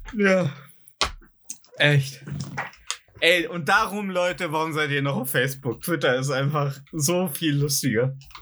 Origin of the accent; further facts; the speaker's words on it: Germany; als Deutscher